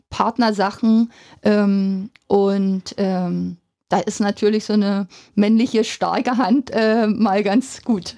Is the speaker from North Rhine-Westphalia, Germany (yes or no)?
no; Finsterwalde, Brandenburg, Germany; also born or lived in Munich; now in Cottbus, Germany; bin aus Finsterwalde, habe in Finsterwalde mein Abi gemacht